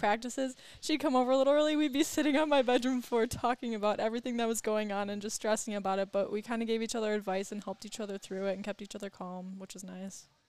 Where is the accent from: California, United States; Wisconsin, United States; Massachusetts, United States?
Wisconsin, United States; Oconomowoc; I went to Oconomowoc High School